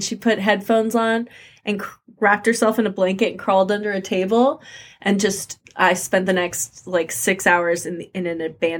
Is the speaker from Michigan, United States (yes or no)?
no; Moorpark, California, United States; I grew up in Moore Park, California.